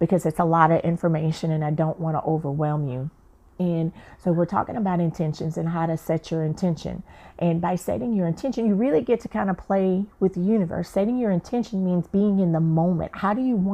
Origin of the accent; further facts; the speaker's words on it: the South, United States; moved away as an adult; also born or lived in Atlanta; now in San Diego, United States; I'm from the South